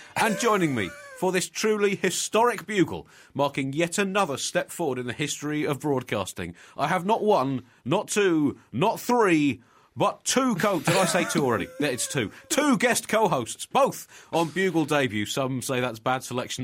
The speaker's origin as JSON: {"language": "English", "country": "United Kingdom", "said": "a Brit"}